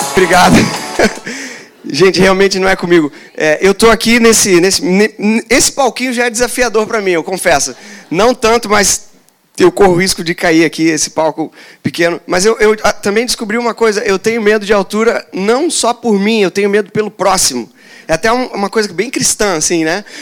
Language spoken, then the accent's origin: Portuguese; Joinville, Santa Catarina, Brazil; Eu sou, sou de Joinville, lá tem cachoeira